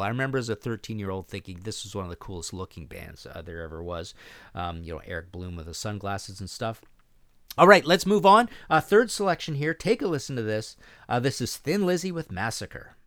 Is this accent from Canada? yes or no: yes; Canada